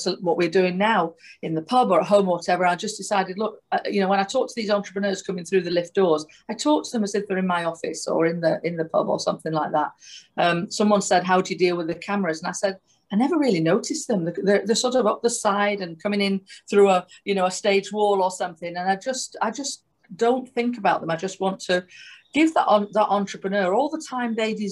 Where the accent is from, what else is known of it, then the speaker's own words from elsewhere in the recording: Manchester, North West England, United Kingdom; I'm from Manchester